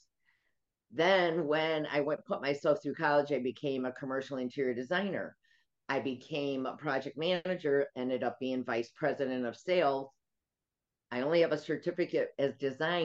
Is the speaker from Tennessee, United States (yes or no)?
no; Chicago, Illinois, United States; moved away as an adult; now in Florida, United States; I'm a Chicagoan. We don't have hurricanes